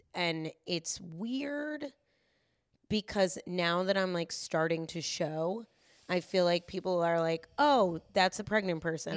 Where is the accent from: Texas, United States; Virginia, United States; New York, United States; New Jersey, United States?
New York, United States; Yonkers; I am from Yonkers